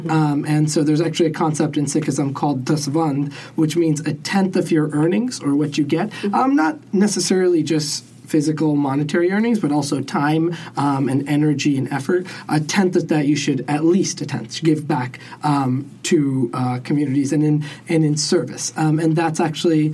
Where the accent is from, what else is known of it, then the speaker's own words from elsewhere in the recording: Buffalo, New York, United States; growing up in Buffalo was in the Buffalo of Sikh community